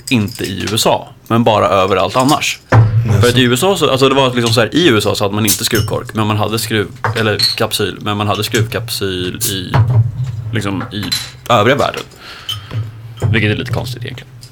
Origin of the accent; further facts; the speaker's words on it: Karlstad, Värmland, Sweden